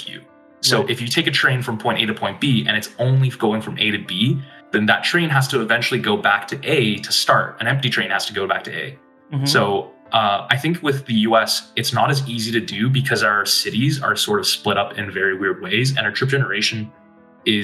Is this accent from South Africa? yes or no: no; Toronto, Ontario, Canada; now in Detroit, United States; before Detroit, I'm from Toronto.